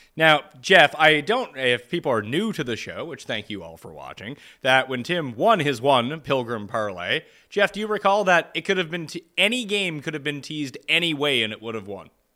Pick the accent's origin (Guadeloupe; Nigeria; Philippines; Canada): Canada; as a Canadian, and all of us being Canadian